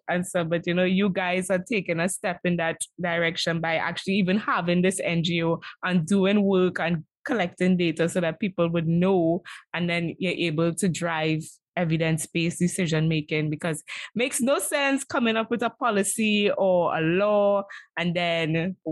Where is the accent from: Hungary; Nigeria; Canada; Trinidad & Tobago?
Trinidad & Tobago; growing up in Trinidad and Tobago